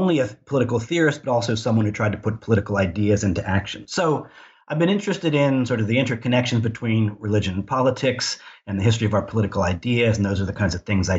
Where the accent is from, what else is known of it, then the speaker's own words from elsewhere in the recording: outside of Philadelphia, Pennsylvania, United States; moved away as an adult; also born or lived in North Carolina / Madison, Wisconsin; I was born and raised outside of Philadelphia.